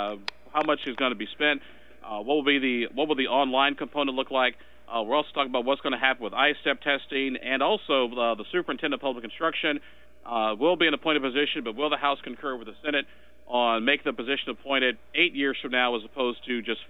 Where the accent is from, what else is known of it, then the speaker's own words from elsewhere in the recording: Illinois, United States; moved away; also born or lived in Springfield, Illinois; back home in my home state of Illinois